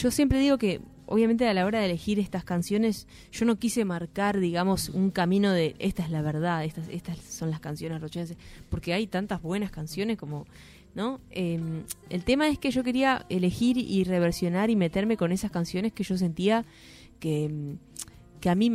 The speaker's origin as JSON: {"language": "Spanish", "region": "Rocha", "country": "Uruguay", "tie": "born or raised there", "moved": "yes", "said": "No, no te olvides que yo soy de Rocha"}